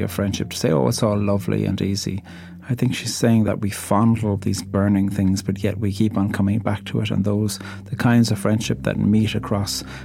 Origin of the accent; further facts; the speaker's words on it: Ireland; I'm an Irish poet